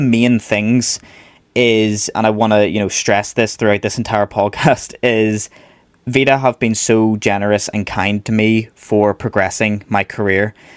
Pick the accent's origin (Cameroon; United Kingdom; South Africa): United Kingdom; Belfast, Northern Ireland; originally I am from Belfast, so I studied over here in Northern Ireland.